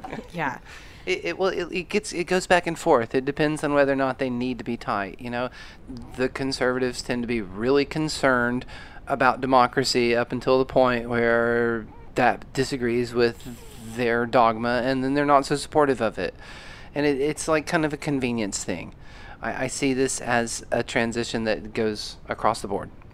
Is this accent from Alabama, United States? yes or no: yes; Alabama, United States; moved away; also born or lived in Atlanta, Georgia; I grew up in the South